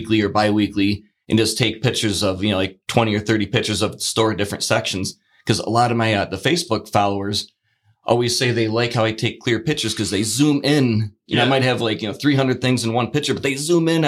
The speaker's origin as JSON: {"language": "English", "town": "Batavia", "region": "New York", "country": "United States", "tie": "born or raised there", "said": "I'm Batavia created, born, bred"}